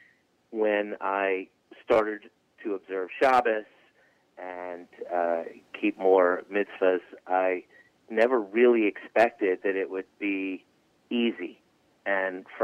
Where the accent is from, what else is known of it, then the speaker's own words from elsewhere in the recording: Charleston, South Carolina, United States; moved away as an adult; now in Atlanta, United States; I grew up in Charleston, South Carolina